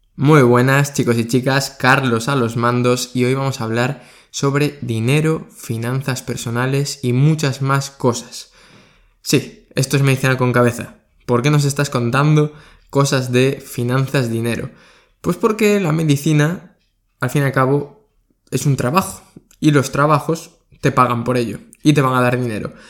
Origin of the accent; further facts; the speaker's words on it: Spain; de España, que es de donde soy yo